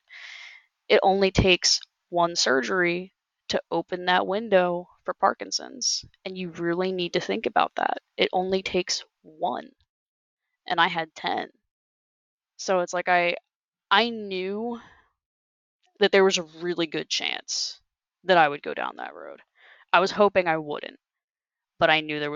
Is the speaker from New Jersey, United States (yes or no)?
yes; New Jersey, United States; I was from New Jersey, you know, like I was from another state